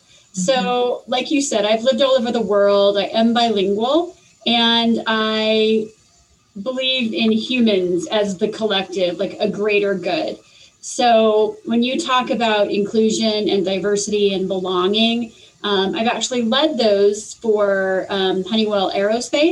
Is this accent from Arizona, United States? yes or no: yes; Arizona, United States; also born or lived in Spain / Mexico; growing up in Arizona, being very Hispanic based, I learned how to speak Spanish